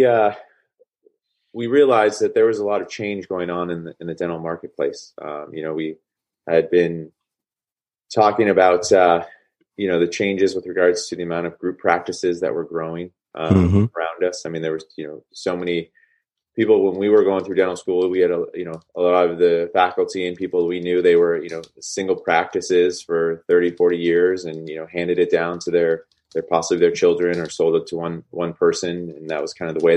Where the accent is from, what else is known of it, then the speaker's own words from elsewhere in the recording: Bay Area, California, United States; also born or lived in Boston; I grew up in the Bay Area.